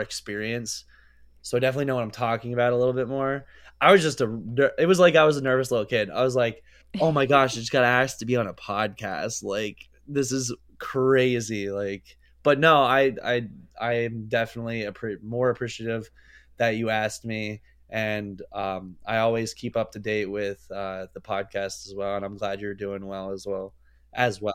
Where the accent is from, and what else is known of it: Pennsylvania, United States